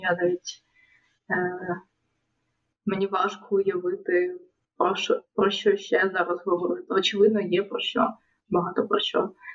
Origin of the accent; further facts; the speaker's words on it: Kyiv, Ukraine; first language Russian; Ukrainian is a second language; рости в російськомовному Києві, наприклад, в російськомовній родині